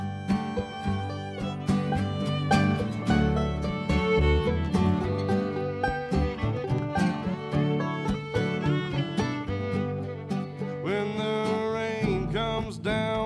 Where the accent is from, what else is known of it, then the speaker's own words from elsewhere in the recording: near Renfro Valley, Kentucky, United States; I grew up really near Renfro Valley, in the Renfro Valley Entertainment Center, so I went there a lot as a kid